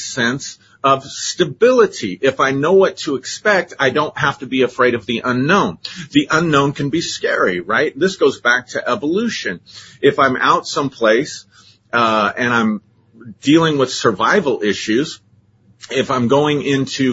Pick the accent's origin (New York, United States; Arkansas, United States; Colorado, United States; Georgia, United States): Colorado, United States; growing up in Colorado